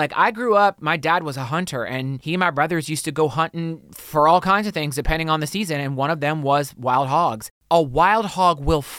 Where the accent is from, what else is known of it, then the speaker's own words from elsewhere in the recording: the South, United States; I grew up in the South.